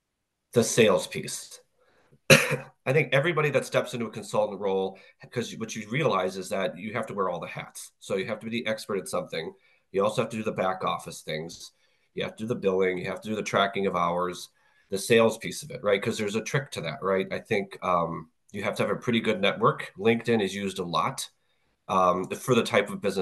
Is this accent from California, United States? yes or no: no; Minnesota, United States; So I grew up in Minnesota, so I had Best Buy right in my backyard